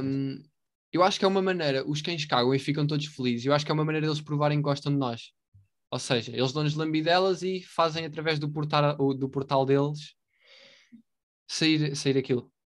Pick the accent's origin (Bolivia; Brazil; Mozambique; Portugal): Portugal; nós somos portugueses